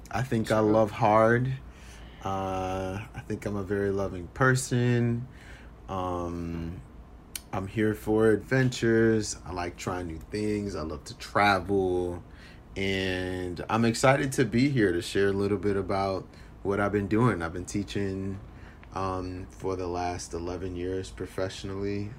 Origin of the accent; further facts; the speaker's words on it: Philadelphia, Pennsylvania, United States; now in Evanston, United States; I grew up in Philly